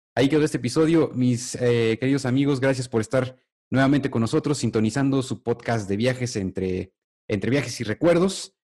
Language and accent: Spanish; Mexico; en nuestro país, en México